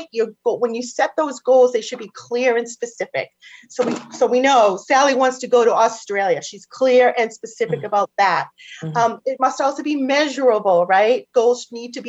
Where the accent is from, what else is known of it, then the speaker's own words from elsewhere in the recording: Boston, Massachusetts, United States; accent: Boston; my Boston accent's going to kick